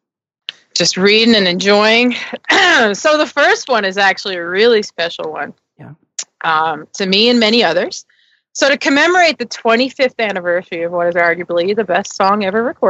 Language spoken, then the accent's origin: English; Newfoundland and Labrador, Canada; fat child growing up in Newfoundland